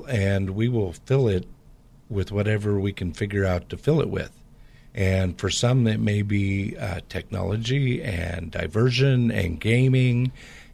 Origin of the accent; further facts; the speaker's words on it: Portland area, Pacific Northwest, United States; I grew up in the Pacific Northwest